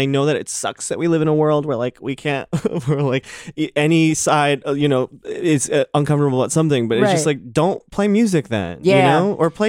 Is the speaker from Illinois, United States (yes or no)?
yes; Chicago, Illinois, United States; moved away; I grew up right outside Chicago in the suburbs, along with … by the way.